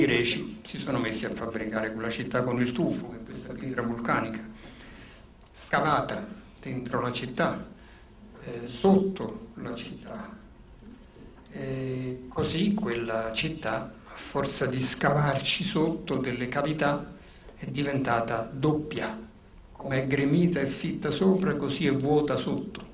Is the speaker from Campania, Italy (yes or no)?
yes; Naples, Campania, Italy; born or raised there; accent: Neapolitan; first language Neapolitan; moved away